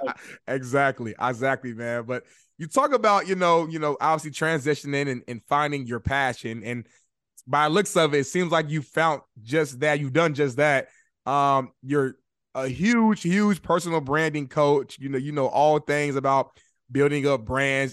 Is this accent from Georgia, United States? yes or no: no; Indianapolis, Indiana, United States; moved away as an adult; now in Los Angeles, United States; right now, I live in Los Angeles, but I'm originally from Indianapolis, Indiana